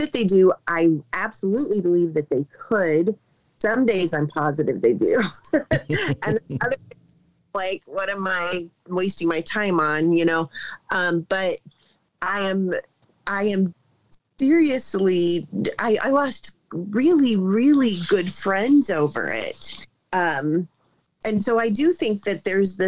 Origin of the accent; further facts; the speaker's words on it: Ohio, United States; I'm a teacher from Ohio.